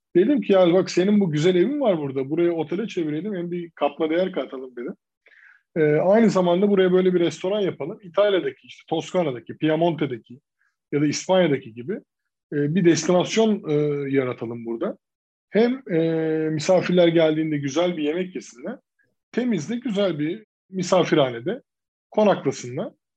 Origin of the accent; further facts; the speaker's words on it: İzmir, Turkey; Ben de bunun içine doğdum 3 yaşındayken. E, ve hep burada büyüdük